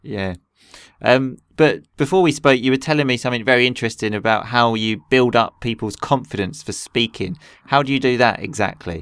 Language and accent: English; England, United Kingdom; I grew up in England